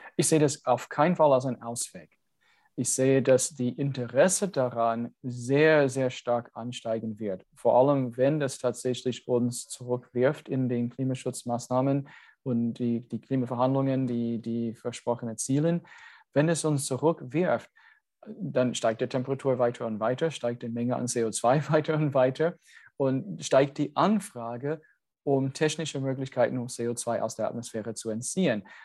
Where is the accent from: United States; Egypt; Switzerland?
United States; German is a second language; now in Germany; ich als Amerikaner